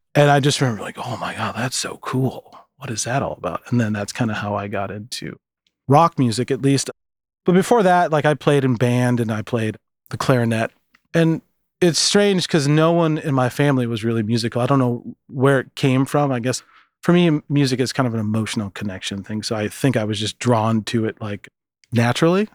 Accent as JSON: {"language": "English", "town": "Minneapolis", "region": "Minnesota", "country": "United States", "tie": "born or raised there", "also_born_or_lived": "Michigan City, Indiana / Seattle", "moved": "as an adult", "said": "I went to Minneapolis mm. and stayed there until after high school"}